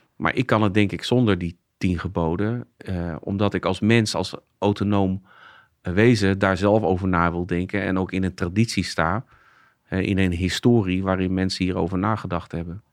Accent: Zeist, Utrecht, Netherlands; ik ben geboren getogen in Zeist

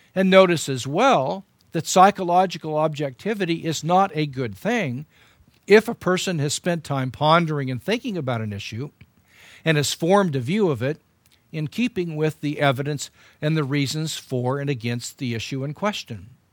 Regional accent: United States; as an American

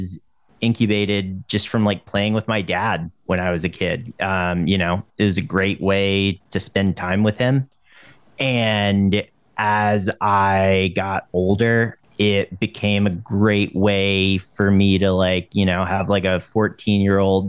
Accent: Western North Carolina, United States; moved away as an adult; also born or lived in Los Angeles; I grew up in Western North Carolina

